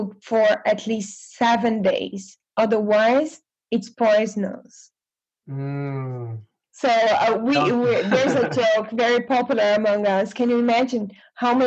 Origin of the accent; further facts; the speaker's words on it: Belém, Pará, Brazil; English is a second language; moved away as an adult; now in United States; I am from the very north of Brazil. I was born in Belém, the capital of Pará